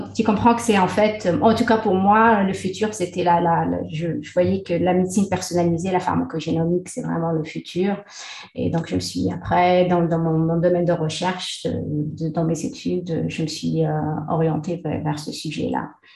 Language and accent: French; Taza, Fès-Meknès, Morocco; moved away as an adult; also born or lived in Le Mans, France / Nantes, France / Montreal, Canada; now in Qatar; je suis née au Maroc dans une petite ville qui s'appelle Taza.